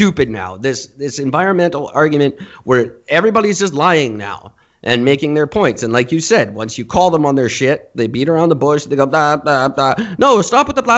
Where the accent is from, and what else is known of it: Canada